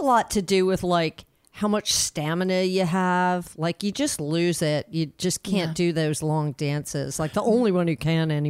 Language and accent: English; Winona, New Jersey, United States; Well, I'm from New Jersey, from South Jersey, this little town called Winona.